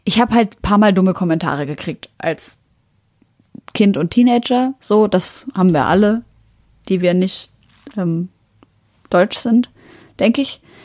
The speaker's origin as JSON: {"language": "German", "country": "Syria", "moved": "yes", "lives_now": "Germany", "said": "ich bin aus Syrien"}